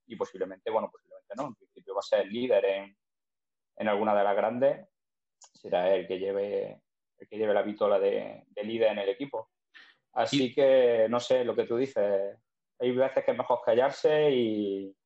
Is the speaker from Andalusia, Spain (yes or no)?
yes; Zújar, Andalusia, Spain; por mi pueblo, por Zújar